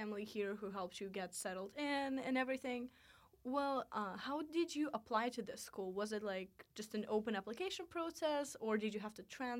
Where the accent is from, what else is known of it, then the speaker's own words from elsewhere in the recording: Russia; now in United States; I'm an international student at Washington and Lee University in the US from Russia.